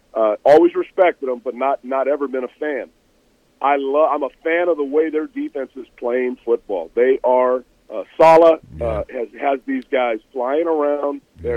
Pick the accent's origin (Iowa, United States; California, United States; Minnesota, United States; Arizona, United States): California, United States; Bay Area; I grew up in the Bay Area